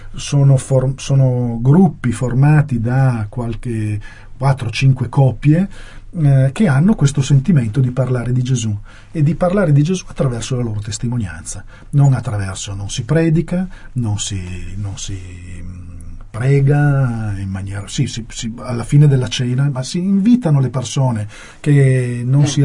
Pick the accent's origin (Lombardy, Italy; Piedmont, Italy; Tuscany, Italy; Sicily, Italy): Piedmont, Italy; Turin; io sono di Torino